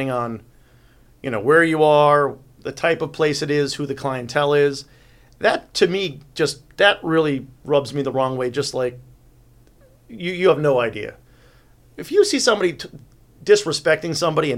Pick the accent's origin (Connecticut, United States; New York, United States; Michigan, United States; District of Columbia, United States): New York, United States; moved away; I'm from New York originally